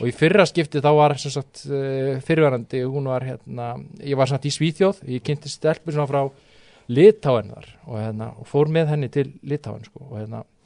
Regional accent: Álftanes, Capital Region, Iceland; ég er frá Altanis sko, ég er ekki Garðabætt

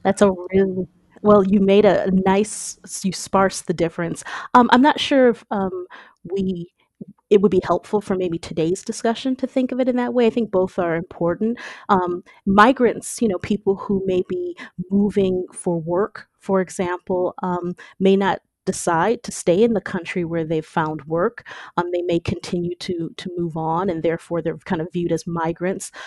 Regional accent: Michigan, United States; now in Maryland, United States; originally from Michigan, and I've migrated to Maryland

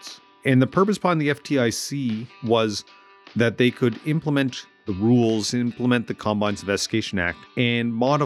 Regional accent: Amherst, Nova Scotia, Canada; moved away; I moved back to Amherst, Nova Scotia after 15 years away

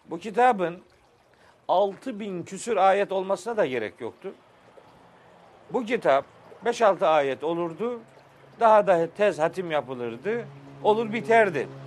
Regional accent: Trabzon, Turkey; Bizim oralarda Ahmet Bey biliyorsun ben Trabzonluyum. Bizim orada da fıkralaşmış bir şey anlatılır.

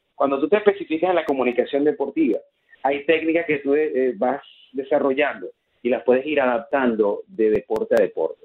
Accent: Maracaibo, Zulia, Venezuela; moved away; yo que vengo de Maracaibo, los maracuchos eh, tomamos cualquier ocasión para celebrar

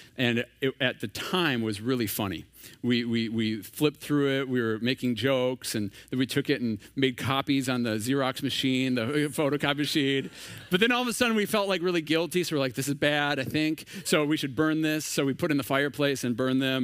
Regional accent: Minnesota, United States; moved away as an adult; now in San Diego, United States; We are originally from Minnesota

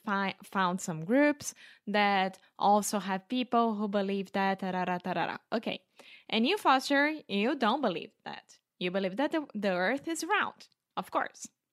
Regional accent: Brazil; English is a second language; now in Porto, Portugal; I grew up in Brazil

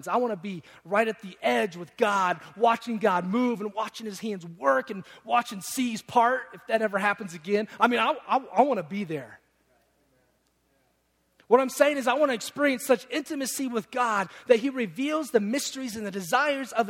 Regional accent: Detroit, Michigan, United States; I'm from Detroit

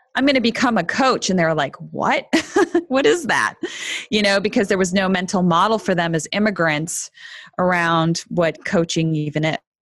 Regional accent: Canada; also born or lived in Argentina / Toronto / Montreal; I was born in Argentina to Argentine parents, but I grew up in Canada

